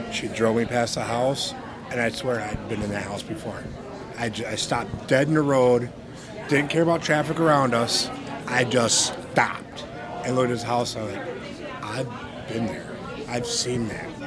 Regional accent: Neenah, Wisconsin, United States; I'm from Neenah.

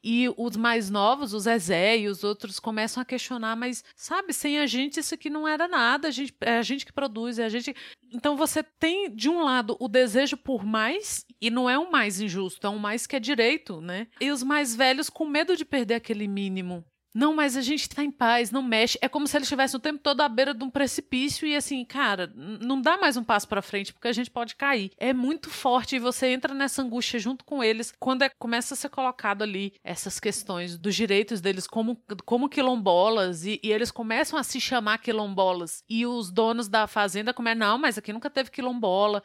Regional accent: Brazil; como brasileira

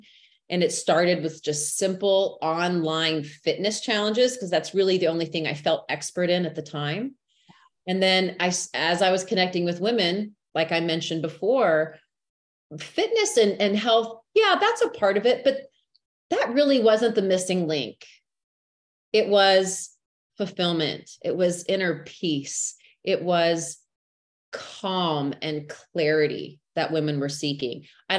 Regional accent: Texas, United States; born and raised in Texas, which people always ask me, are you sure? Because you don't have the accent.

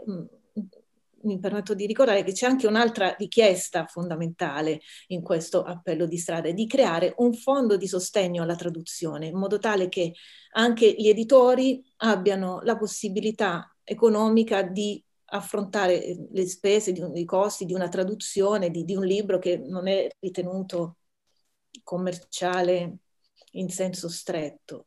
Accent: Taranto, Apulia, Italy; sono nella mia città natale a Taranto

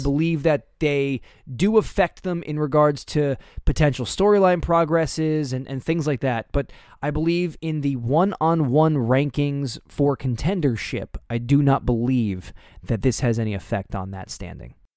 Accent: United States; I grew up right outside of New York City

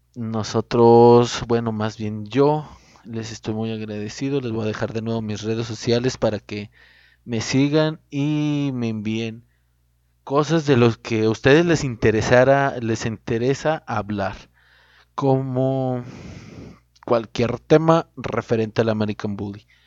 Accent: Cuencamé, Durango, Mexico; now in Ciudad Juárez, Mexico; yo me encuentro aquí en Ciudad Juárez, pero soy originario de Cuenca, Durango.

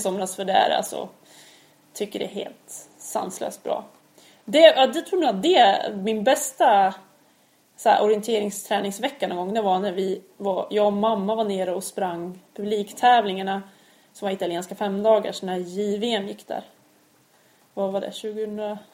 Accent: Örebro, Örebro County, Sweden; also born or lived in Gothenburg; Jag är ju född i Göteborg. Fast sen har jag uppväxt i Örebro.

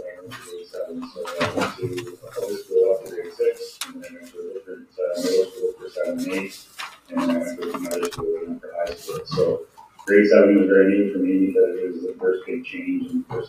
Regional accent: North Bay, Ontario, Canada; I'm from North Bay, Ontario

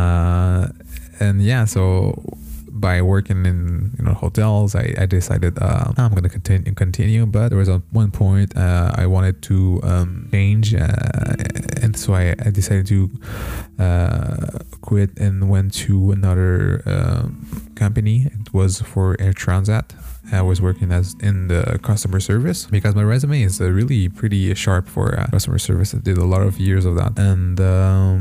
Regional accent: Montreal, Quebec, Canada; I was born in Montreal, here in Canada, so I'm a Canadian

